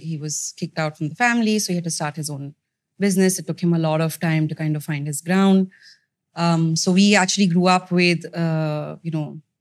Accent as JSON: {"language": "English", "town": "Mumbai", "region": "Maharashtra", "country": "India", "tie": "born or raised there", "said": "So I'm from Bombay. I grew up there."}